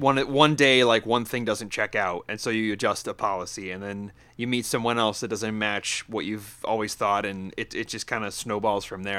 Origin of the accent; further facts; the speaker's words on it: upstate New York, United States; moved away; I grew up in upstate new york like 20 minutes from where daryl's sitting right now